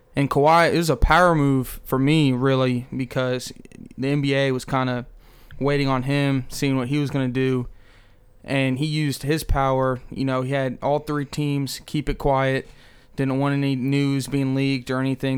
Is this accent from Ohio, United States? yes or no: no; New Jersey, United States; now in Arkansas, United States; I'm originally from New Jersey, and then I moved to Arkansas twenty twelve